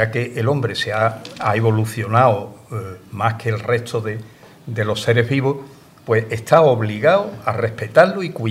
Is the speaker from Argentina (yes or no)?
no; Ronda, Andalusia, Spain; Cuando yo estudiaba bachiller en Ronda, yo soy natural de Ronda